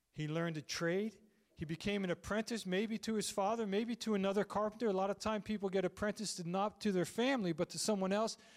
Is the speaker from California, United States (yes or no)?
no; Landisville, Pennsylvania, United States; also born or lived in Phoenixville; I grew up in Landisville